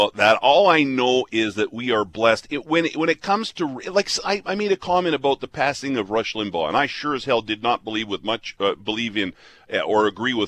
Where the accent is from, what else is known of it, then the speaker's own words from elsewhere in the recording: Southern Alberta, Canada; now in Winnipeg, Canada; I'm not from here. I'm from Southern Alberta. So I came in 89